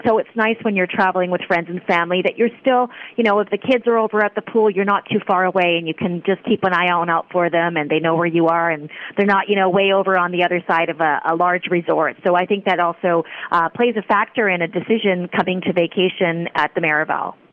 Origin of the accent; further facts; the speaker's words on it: Vancouver, British Columbia, Canada; moved away as an adult; now in Puerto Vallarta, Mexico; I'm originally Canadian. I'm, you know, I'm from Vancouver, and I have been in Vallarta for over twenty years